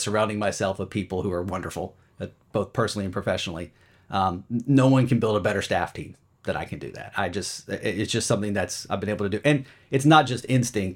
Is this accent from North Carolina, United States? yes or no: yes; Charlotte, North Carolina, United States; moved away as an adult; also born or lived in Los Angeles / San Diego / Chicago; now in Philadelphia area, United States; I'm from Charlotte, and I grew up there